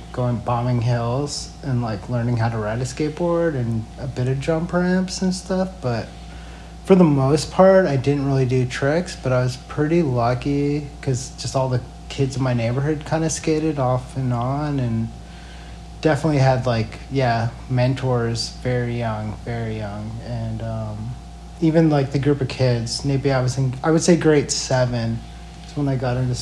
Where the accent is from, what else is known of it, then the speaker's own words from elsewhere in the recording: Edmonton, Alberta, Canada; moved away; also born or lived in Calgary / Yellowknife / Ottawa / Vancouver; when I was younger, I grew up in Edmonton